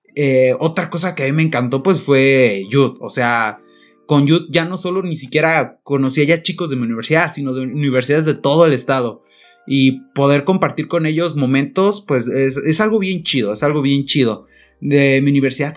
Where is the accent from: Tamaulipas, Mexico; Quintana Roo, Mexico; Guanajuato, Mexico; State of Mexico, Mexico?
Guanajuato, Mexico; Pénjamo; also born or lived in Irapuato; yo soy de Pénjamo, pero estudio en Irapuato